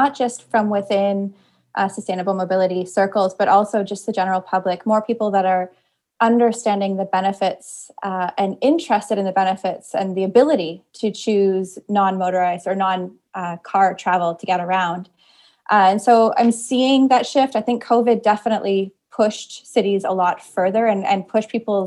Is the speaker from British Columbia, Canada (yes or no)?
no; Kitchener, Ontario, Canada; the suburban community that I grew up in Kitchener, Ontario, which is just south of Toronto